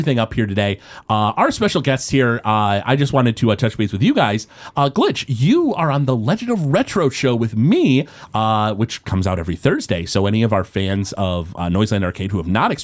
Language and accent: English; Detroit, Michigan, United States; we're from the Metro Detroit area.